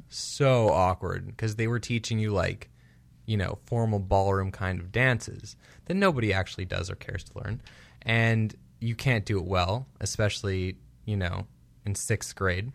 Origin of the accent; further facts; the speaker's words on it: Chicago, Illinois, United States; now in Los Angeles, United States; we're both from Chicago